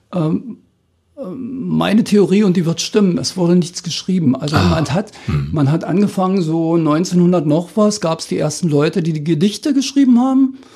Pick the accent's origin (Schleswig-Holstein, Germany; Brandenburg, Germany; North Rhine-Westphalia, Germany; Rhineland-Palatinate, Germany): Brandenburg, Germany; Spreewald, Lusatia; accent: Spreewälder Mundart; moved away as an adult; also born or lived in Dissen; now in Cottbus, Germany; in meinem Heimatdorf weiß ich es ja genau, bis 1815 wurde praktisch nicht Deutsch gesprochen